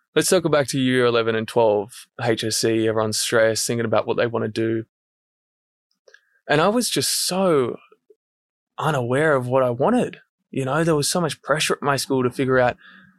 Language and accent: English; Central Coast, New South Wales, Australia; I grew up on the Central Coast